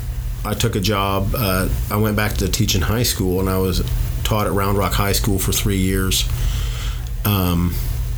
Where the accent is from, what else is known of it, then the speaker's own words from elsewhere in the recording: Lima, Ohio, United States; now in Nacogdoches, United States; I grew up in Lima, Ohio